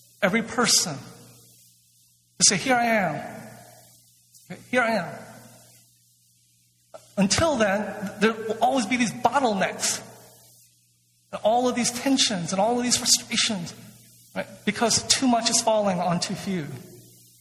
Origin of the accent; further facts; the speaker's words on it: Atlanta, Georgia, United States; my hometown of Atlanta